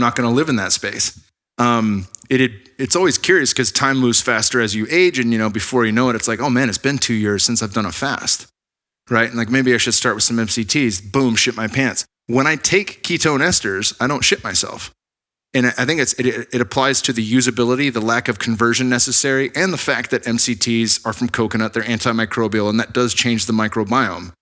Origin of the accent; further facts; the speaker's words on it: Bay Area, California, United States; moved away as an adult; also born or lived in Arizona / Sunnyvale; I'm from the Bay Area, but, um, spent seven years in Arizona going to A S U